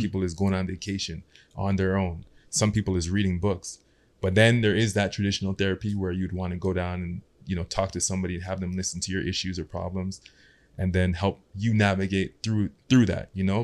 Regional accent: Toronto, Ontario, Canada; also born or lived in Ottawa; Growing up in Ottawa, moved to Scarborough.

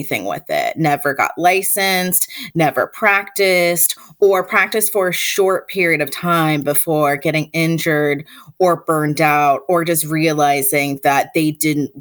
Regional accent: Chapel Hill, North Carolina, United States; I grew up in Chapel Hill, North Carolina

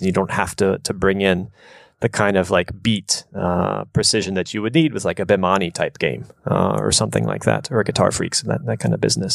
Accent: United States; moved away as an adult; also born or lived in Japan; coming from America, mostly growing up in a more um, suburban type environment

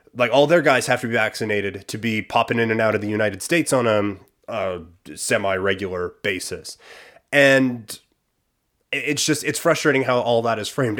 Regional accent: Assiniboia, Saskatchewan, Canada; moved away; we are in my hometown of Assiniboia, Saskatchewan.

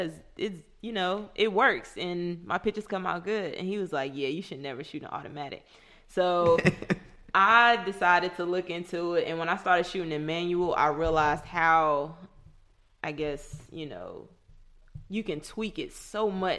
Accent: Henderson, North Carolina, United States; moved away as an adult; also born or lived in Greensboro, North Carolina; Henderson is where majority of my life was, and then I moved to Greensboro

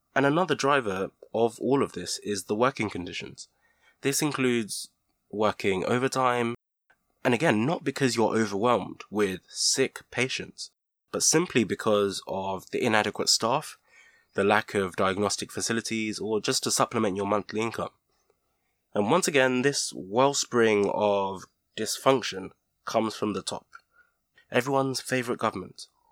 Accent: Nigeria; moved away; I grew up in Nigeria, and I do have fond childhood memories of it

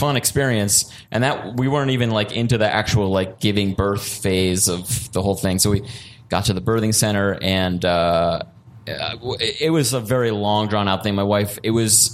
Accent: Woodstock, New York, United States; moved away as an adult; now in Germany; I grew up in Woodstock, New York, which is like a super hippie place

